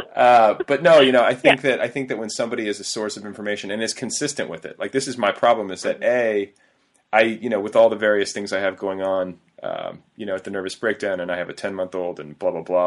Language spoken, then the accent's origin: English; Indiana, United States; also born or lived in Milwaukee, Wisconsin / Cedarburg, Wisconsin; went to like my formative you know puberty years in Indiana